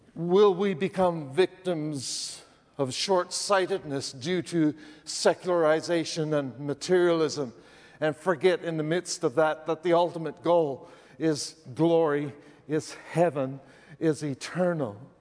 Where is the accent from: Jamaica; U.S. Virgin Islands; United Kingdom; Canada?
Canada; I'm Canadian, you know, that place north of the border